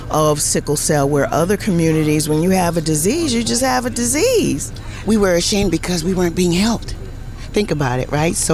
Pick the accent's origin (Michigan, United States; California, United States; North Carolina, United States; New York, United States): North Carolina, United States; Winston-Salem; I'm from North Carolina.